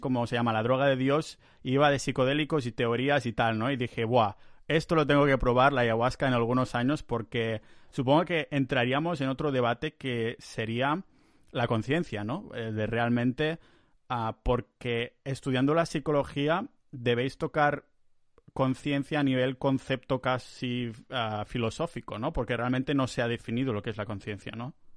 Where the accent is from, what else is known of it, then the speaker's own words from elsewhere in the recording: near Barcelona, Catalonia, Spain; moved away as an adult; now in Estonia; volver a casa, volver a Barcelona, cerca de Barcelona, en mi pueblo ahí